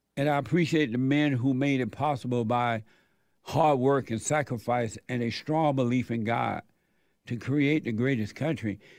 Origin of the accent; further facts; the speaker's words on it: Alabama, United States; moved away; I was born in Alabama on a plantation